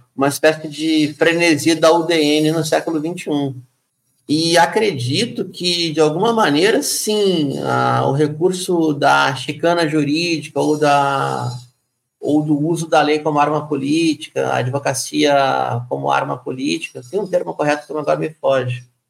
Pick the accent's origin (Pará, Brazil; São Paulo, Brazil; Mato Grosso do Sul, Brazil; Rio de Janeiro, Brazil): Rio de Janeiro, Brazil; moved away; Também sou carioca, embora esteja longe